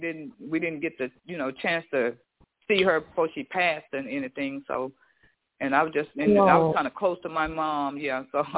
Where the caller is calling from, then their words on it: Houston, Texas, United States; I'm calling from Houston.